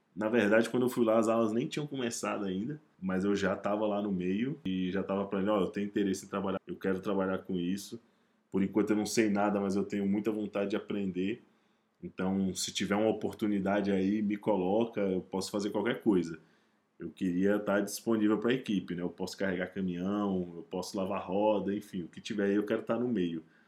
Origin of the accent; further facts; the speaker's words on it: Brazil; um cara do Brasil